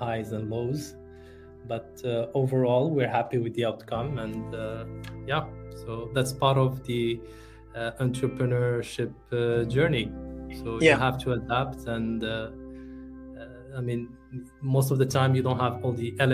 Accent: Morocco; moved away as an adult; also born or lived in France; now in United Arab Emirates; I'm originally from Morocco. And when I moved to the UAE

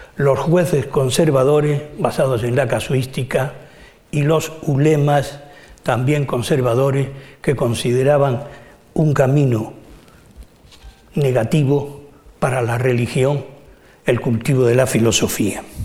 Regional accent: Spain; nuestra como españoles

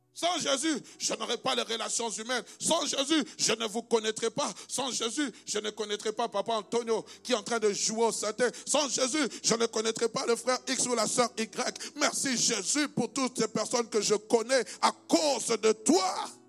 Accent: DR Congo; also born or lived in Belgium; now in Brussels, Belgium; comme moi. Moi, je viens de la République démocratique du Congo, RDC

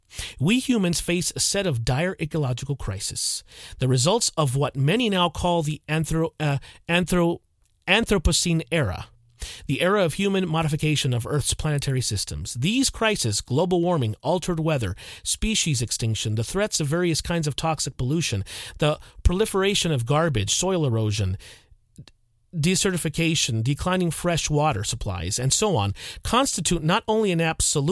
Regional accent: Deep South, United States; When I was young, growing up in the Deep South, stores and businesses closed at 5 or 6 p.m. and were not open on Sundays.

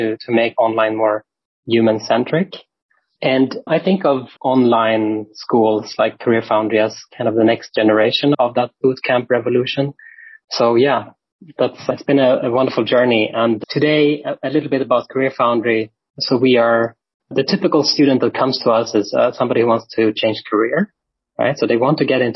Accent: Sweden; moved away as an adult; now in Berlin, Germany; I'm from Sweden. I live in Berlin, Germany since about 15 years now

